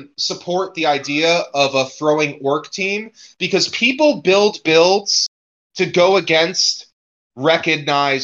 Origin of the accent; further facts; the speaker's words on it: New Jersey, United States; also born or lived in Detroit, Michigan; I'm from New Jersey